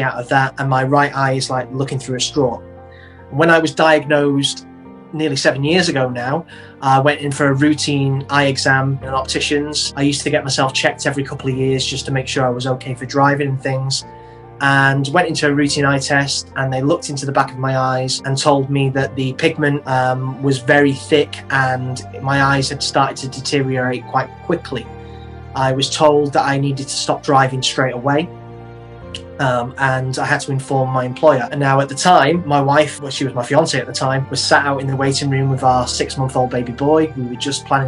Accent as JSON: {"language": "English", "town": "Manchester", "region": "North West England", "country": "United Kingdom", "said": "I am 45 and from Manchester."}